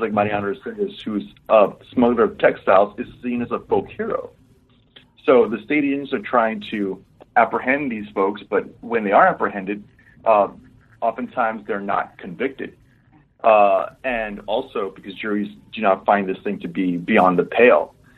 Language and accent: English; Laredo, Texas, United States; my hometown uh, was founded in 1755